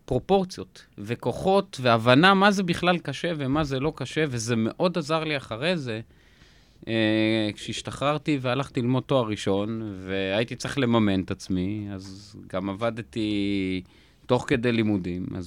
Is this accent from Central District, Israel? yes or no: no; Jaffa, Tel Aviv District, Israel; אני גדלתי ביפו, בן למשפחה מאוד מאוד ענייה.